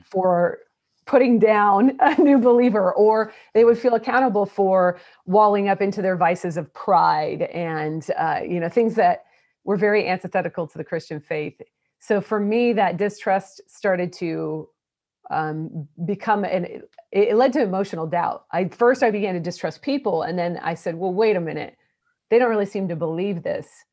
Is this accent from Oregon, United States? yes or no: yes; Portland, Oregon, United States; also born or lived in Oklahoma; now in Houston, United States; I'm Portland, Oregon. So I was raised in the Pacific Northwest